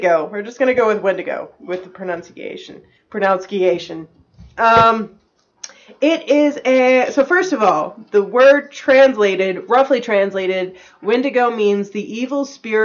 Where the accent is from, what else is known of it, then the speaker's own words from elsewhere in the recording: the South, United States; I sound like I'm from the South. I kind of am